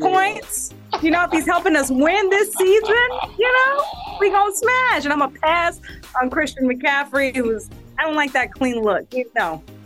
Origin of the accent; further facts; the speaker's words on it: Houston, Texas, United States; my hometown, Houston, Texas